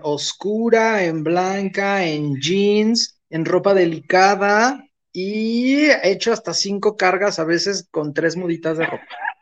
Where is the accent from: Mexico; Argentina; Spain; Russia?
Mexico; como buen este, eh, mexicano